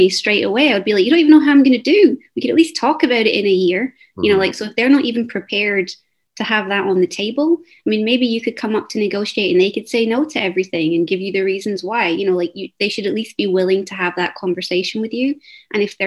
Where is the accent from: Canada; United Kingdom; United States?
United Kingdom; Scotland; I'm from Scotland.